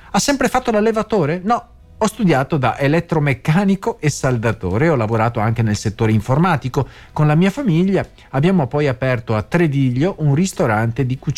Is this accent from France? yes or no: yes; France; first language French; Italian is a second language; now in Italy; Mentre conto di crearmi un canale in Francia, visto che vengo da lì e che sono madrelingua